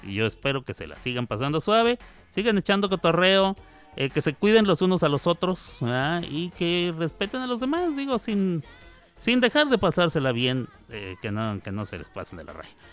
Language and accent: Spanish; Mexico; somos mexicanos